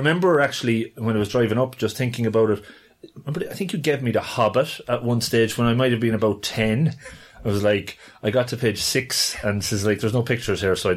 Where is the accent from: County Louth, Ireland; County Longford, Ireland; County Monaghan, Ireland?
County Longford, Ireland; Longford; we grew up together in Longford